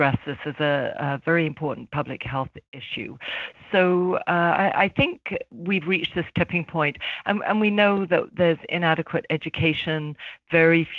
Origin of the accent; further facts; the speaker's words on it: London, United Kingdom; now in Toronto, Canada; I was born in London, UK, but I've been in Toronto for probably half my life